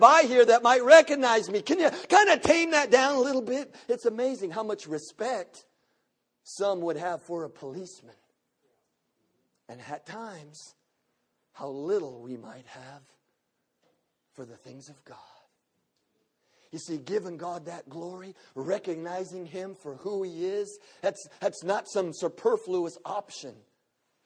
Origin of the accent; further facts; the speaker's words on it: the South, United States; I'm from the South.